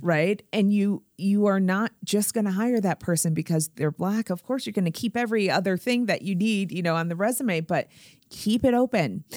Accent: Springfield, Massachusetts, United States; born or raised there

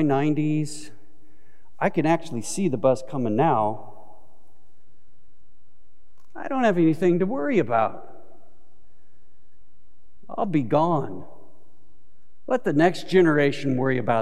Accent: Southern California, United States; growing up in Southern California to have a water shortage

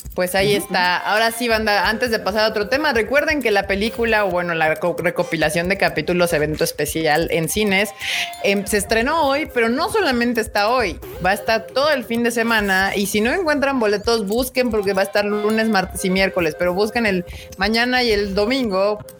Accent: Mexico; tenía que cumplir mi deber como mexicana

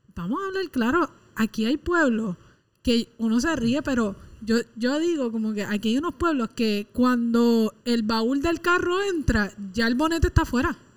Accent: Puerto Rico; la gente de este país

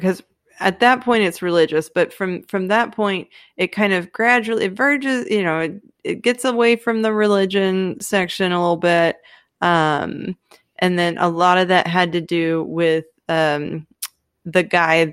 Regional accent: Texas, United States; I'm Texan.

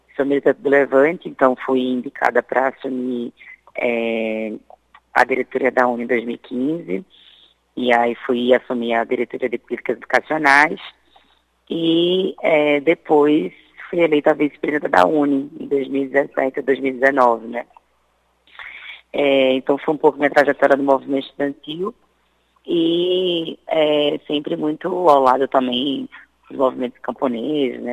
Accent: Sergipe, Brazil; eu sou sergipano, né? Sou nordestina

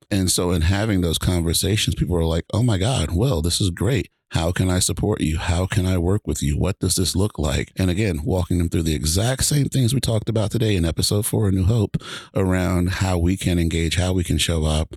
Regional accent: Georgia, United States; now in Washington, United States; I grew up in Georgia. I live in Washington now.

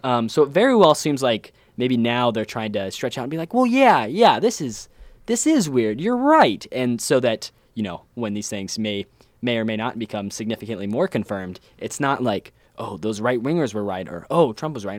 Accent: Ohio, United States; my home state of Ohio

